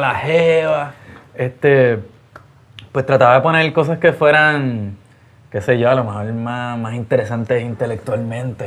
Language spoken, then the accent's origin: Spanish; Puerto Rico; en Puerto Rico, como somos isla caribeña, pues hay una cultura del bajo